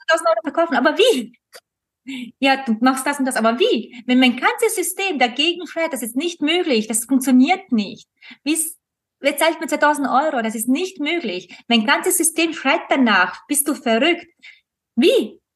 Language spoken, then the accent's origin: German; Austria; bei uns in Österreich